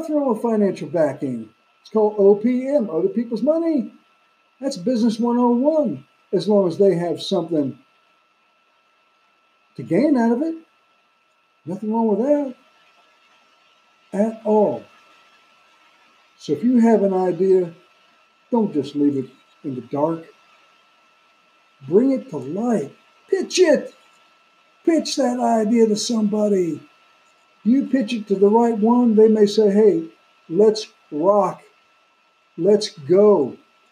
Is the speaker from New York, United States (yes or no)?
yes; New York City, New York, United States; Brooklyn, New York, my hometown